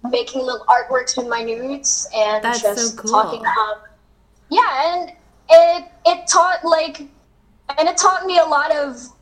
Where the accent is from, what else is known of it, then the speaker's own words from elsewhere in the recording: Philippines; as a Filipino, you know that like here in the Philippines it's quite conservative